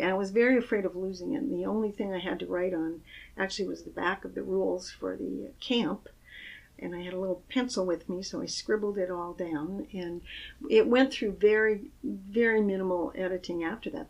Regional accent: Michigan, United States; I grew up in the Midwest, a little town in Michigan

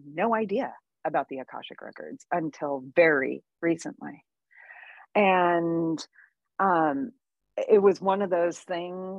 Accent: Santa Cruz, California, United States; also born or lived in Maui, Hawaii; now in Encinitas, United States; I grew up in Santa Cruz

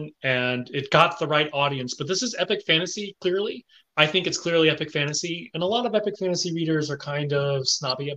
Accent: the South, United States; moved away as an adult; also born or lived in Taiwan / Japan; I grew up in the South at a time when I could count the number of Asians from sixth grade to high school on one hand

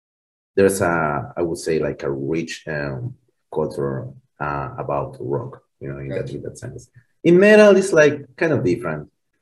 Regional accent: Buenos Aires, Argentina; accent: Argentinian; English is a second language; also born or lived in Colombia; even when I spent 33 years here in Buenos Aires, if I talk with you and you are from Argentina, and, you know, 10 minutes later, you are going to ask me, you know, where are you from, man? And I have to say, yes, I'm from Colombia.

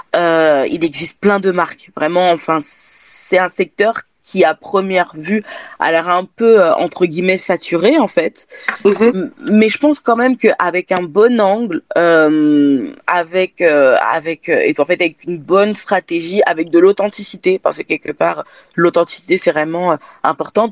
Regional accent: France; je suis née en France si, si, si, si, je suis française.

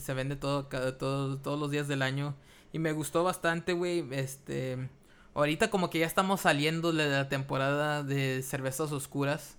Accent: Mexico; nosotros los mexicanos

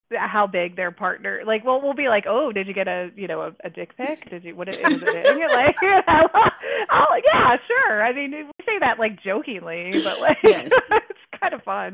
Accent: North Carolina, United States; moved away; I grew up in the South I grew up in North Carolina, which is like in this like Bible Belt town

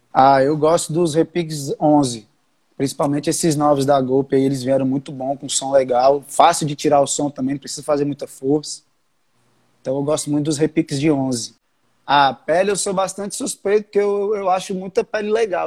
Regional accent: Brasília, Federal District, Brazil; Eu nasci aqui em Brasília mesmo. Só tipo, os tios, avós, os pais são do Rio.

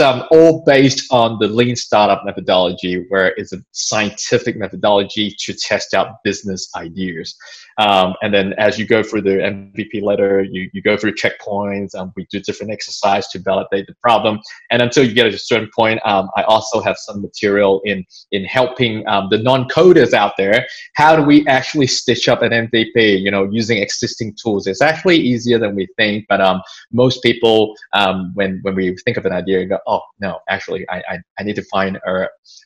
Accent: Hong Kong; now in Australia; I was born in Hong Kong and came to Australia 20 something years ago

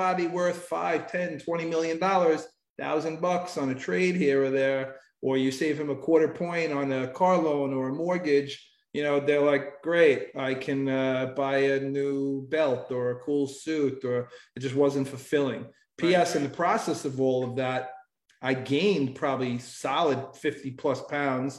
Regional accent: New York, United States; I was born in New York and I raised there my whole life

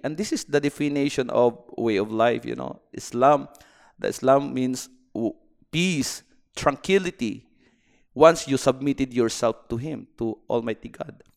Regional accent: Philippines; moved away as an adult; now in Bahrain; I'm from the Philippines, and I am uh, engineering by profession.

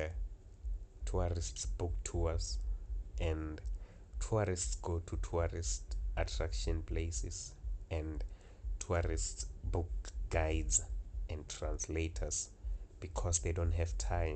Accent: South Africa; I'm from South Africa.

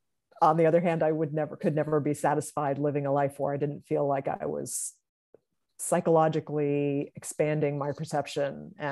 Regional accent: Salem, United States; growing up in Salem, I was very interested in like all these psychologicals, and I wasn't telling anybody

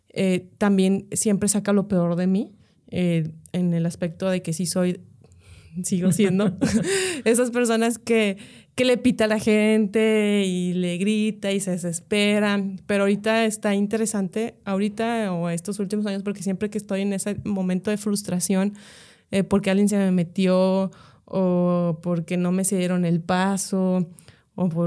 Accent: Monterrey, Nuevo León, Mexico; also born or lived in Mexico City; toda mi familia es regia y tengo viviendo aquí desde pues, casi toda la vida.

